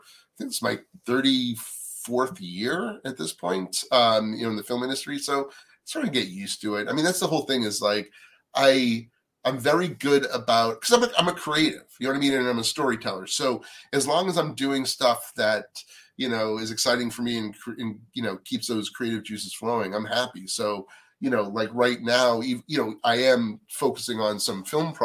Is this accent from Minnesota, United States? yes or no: no; Natick, Massachusetts, United States; moved away as an adult; I grew up on the East Coast in a town called Natick, Massachusetts